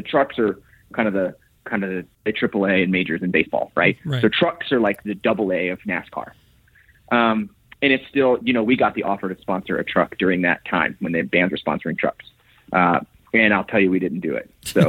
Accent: Florida, United States; So I was, my generation was the first generation born in Florida.

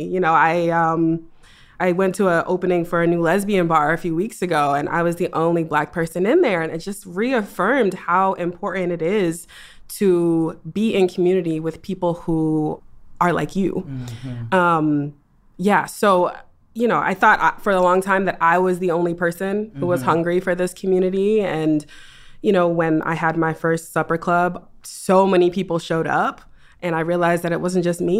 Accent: East Coast, United States; also born or lived in Boston / New York; I'm actually from the East Coast.

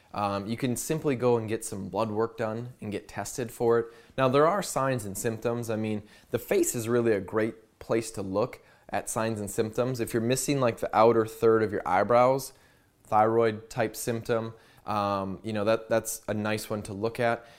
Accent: United States

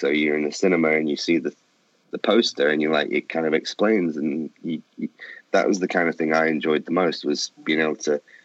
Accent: Manchester, North West England, United Kingdom; I'm from England. I originated in Manchester in the northwest of England.

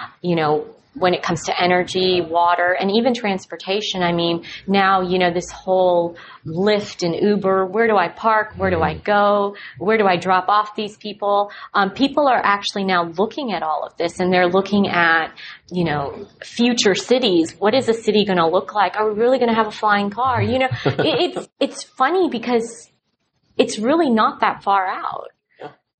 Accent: Dallas, Texas, United States; I'm from Dallas and I love it

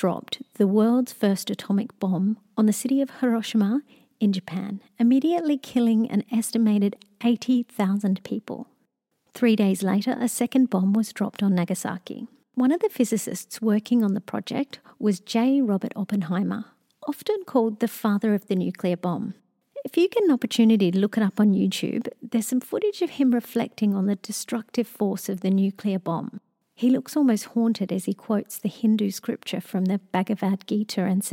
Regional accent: Australia; As an Australian

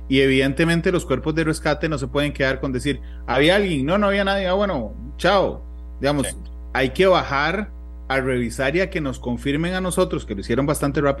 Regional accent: Costa Rica; Pero podrían contarme como un tico más a la gente que no hemos ido ahí

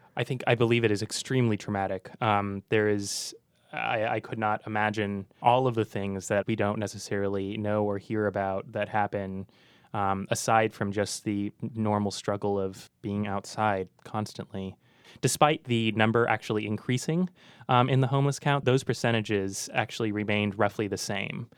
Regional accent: Walnut Creek, California, United States; also born or lived in Concord, California; I grew up in Concord and Walnut Creek

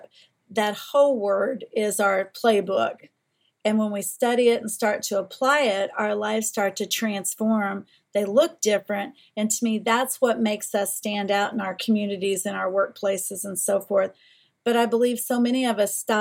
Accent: Eastern Kentucky, United States; Where I was raised in Eastern Kentucky

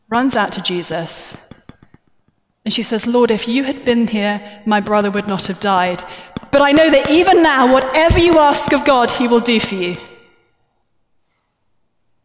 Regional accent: United Kingdom; I'm British

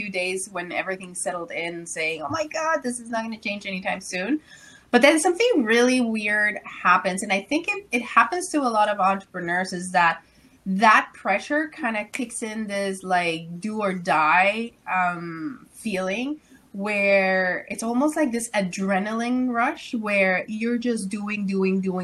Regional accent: Mexico; moved away as an adult; now in Ottawa, Canada; Well, I'm originally from Mexico. So I came to Canada when I was 18 years old in a U-Haul truck.

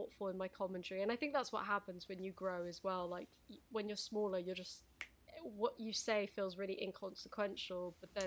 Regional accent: United Kingdom; I'm British

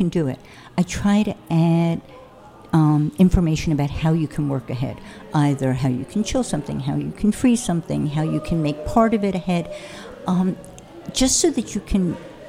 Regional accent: New York, United States; also born or lived in Paris / Connecticut; I grew up in New York

